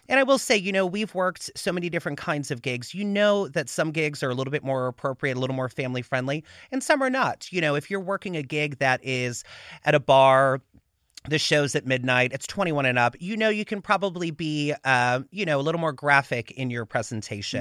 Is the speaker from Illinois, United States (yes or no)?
yes; Chicago, Illinois, United States; moved away as an adult; also born or lived in Pittsburgh, Pennsylvania; now in Los Angeles, United States; So I born and raised in Pittsburgh. We moved to Chicago when I was about nine. That's kinda where I came of age